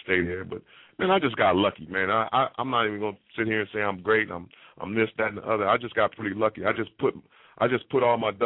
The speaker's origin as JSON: {"language": "English", "town": "Los Angeles", "region": "California", "country": "United States", "tie": "born or raised there", "also_born_or_lived": "Hawaii", "said": "growing up in Los Angeles, going to Venice and Santa Monica Beach"}